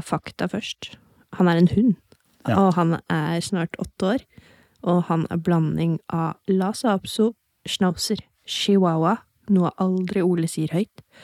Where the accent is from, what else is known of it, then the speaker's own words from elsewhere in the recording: Hokksund, Buskerud, Norway; Jeg er fra Hokksund